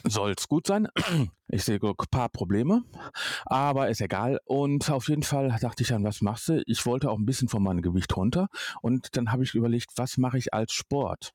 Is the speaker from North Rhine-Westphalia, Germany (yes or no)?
yes; Duisburg, North Rhine-Westphalia, Germany; ich bin in Duisburg groß geworden